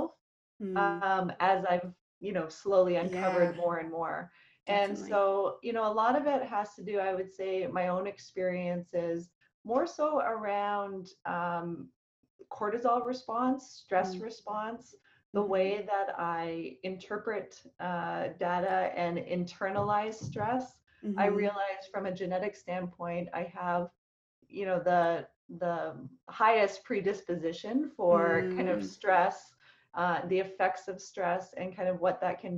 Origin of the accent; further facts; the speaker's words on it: Calgary, Alberta, Canada; I grew up in Calgary, Alberta